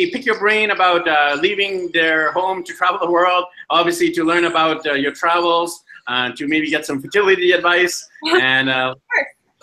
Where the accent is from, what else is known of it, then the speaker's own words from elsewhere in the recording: Vancouver, British Columbia, Canada; now in Medellin, Colombia; I'm from Vancouver